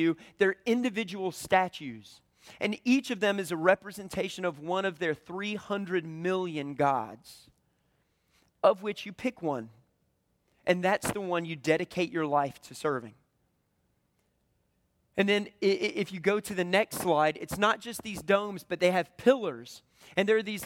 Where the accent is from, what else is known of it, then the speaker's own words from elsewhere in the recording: the Bible Belt, United States; I grew up in the Bible Belt